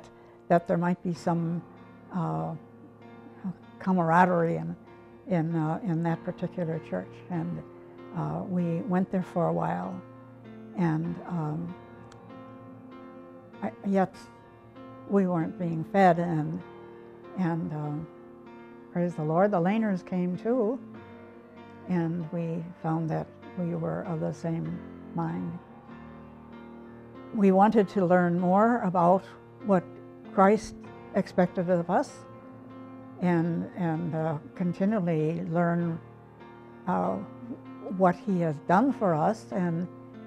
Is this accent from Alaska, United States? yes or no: no; Illinois, United States; moved away as an adult; also born or lived in Kokomo, Indiana; now in Manitowoc, United States; we grew up in Illinois, but we enjoyed the Midwest and the lake especially